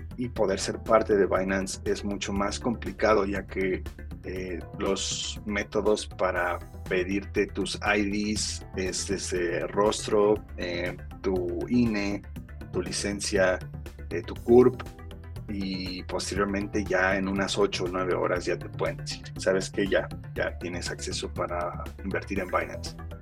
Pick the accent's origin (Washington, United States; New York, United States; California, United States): California, United States; Los Angeles; moved away; yo crecí en Los Ángeles y en mi primaria me acuerdo mucho